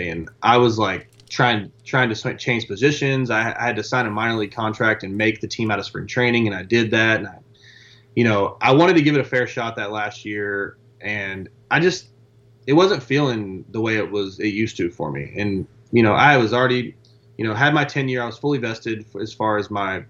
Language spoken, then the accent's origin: English; Beaumont, Texas, United States; I was a kid from Beaumont, Texas with a plumber and a teacher's aide as a, you know, as, yeah, parent